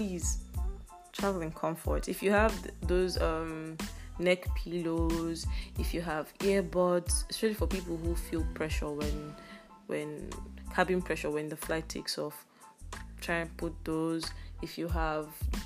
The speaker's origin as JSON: {"language": "English", "country": "Nigeria", "said": "As a Nigerian"}